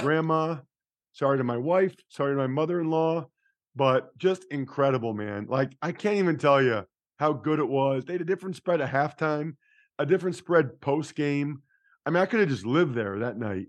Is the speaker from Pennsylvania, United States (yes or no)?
yes; outside of Philadelphia, Pennsylvania, United States; I grew up outside of Philly.